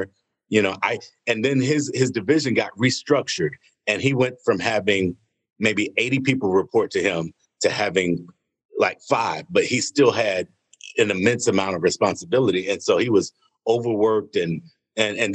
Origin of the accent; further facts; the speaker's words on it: Atlanta, Georgia, United States; growing up in Atlanta as a young African-American, we were all on the south side of Atlanta.